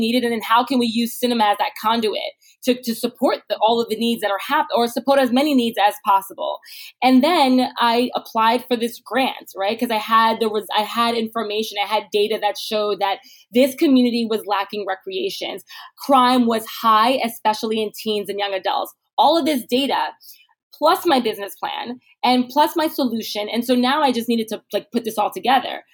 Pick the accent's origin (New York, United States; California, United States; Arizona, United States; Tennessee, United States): New York, United States; New York City; in Canarsie, Brooklyn. This is where I grew up